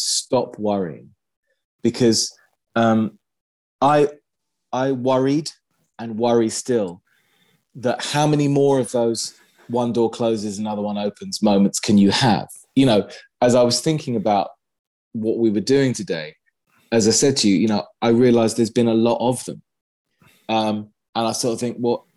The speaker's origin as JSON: {"language": "English", "region": "London", "country": "United Kingdom", "tie": "born or raised there", "said": "in my hometown"}